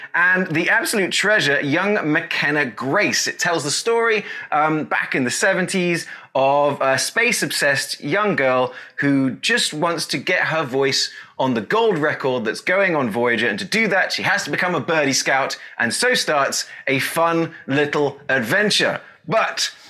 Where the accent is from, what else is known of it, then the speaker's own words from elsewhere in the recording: England, United Kingdom; moved away as an adult; also born or lived in Asia; now in Texas, United States; Now I'm known as that Englishman in Texas